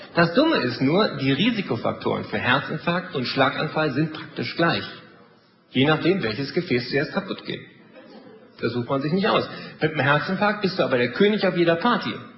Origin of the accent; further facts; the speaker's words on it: Germany; wir sind da als Deutsche